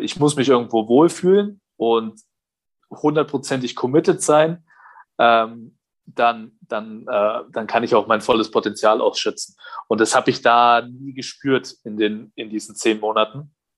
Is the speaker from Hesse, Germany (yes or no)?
no; Nuremberg, Bavaria, Germany; also born or lived in Quakenbrück / Bayreuth; ich komme ja aus Nürnberg